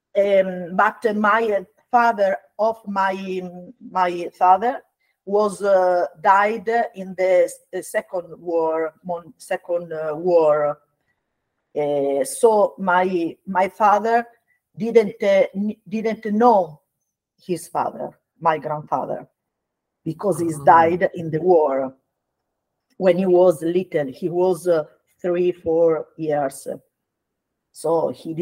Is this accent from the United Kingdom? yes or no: no; Bologna, Emilia-Romagna, Italy; English is a second language; moved away as an adult; now in Finocchito, Italy; I was born and grew up in Bologna